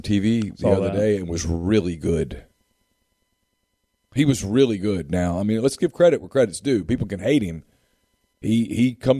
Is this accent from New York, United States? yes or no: no; Louisiana, United States; When you're a kid growing up in Louisiana